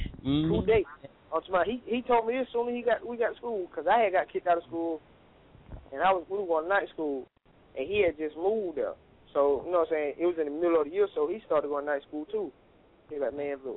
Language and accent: English; the South, United States; I'm from the South